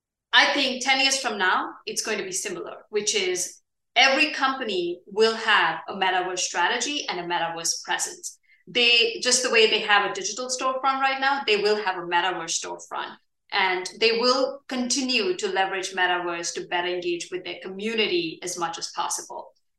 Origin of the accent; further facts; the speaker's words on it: India; moved away; India is also my home country.